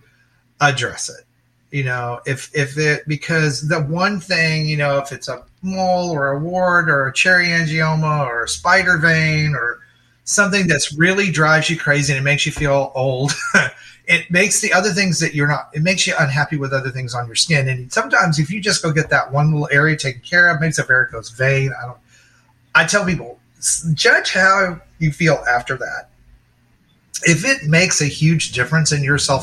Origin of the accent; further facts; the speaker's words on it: Dallas, Texas, United States; I grew up in Texas. You know, I grew up in Dallas, so it's sunny and hot most of the year